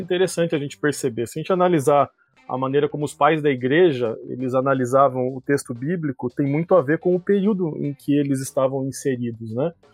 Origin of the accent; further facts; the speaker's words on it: Curitiba, Paraná, Brazil; eu sou aqui de Curitiba